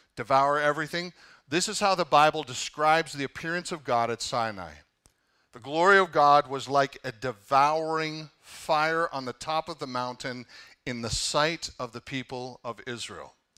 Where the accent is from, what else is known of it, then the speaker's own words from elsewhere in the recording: Canada; now in United States; I'm Canadian